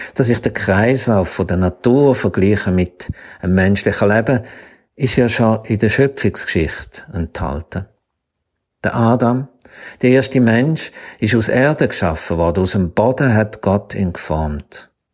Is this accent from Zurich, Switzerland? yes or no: yes; Zürcher Weinland, Stammertal, Zurich, Switzerland; Ich bin nämlich aufgewachsen im Zürcher Wieland, im Stammertal